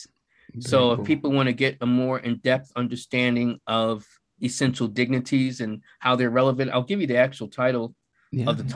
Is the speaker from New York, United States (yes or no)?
yes; Buffalo, New York, United States; also born or lived in Philadelphia; now in Santa Fe, United States; I am originally from Buffalo, New York. That's where I was born, but I lived in Philadelphia. I lived for 2 decades in the New York City area